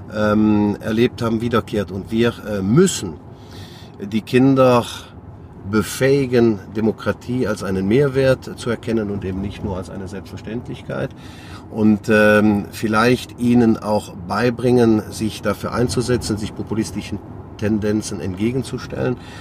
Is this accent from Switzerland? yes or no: no; Sankt Vith, Wallonia, Belgium; Meine Heimatstadt St. Vit, aus der ich stamme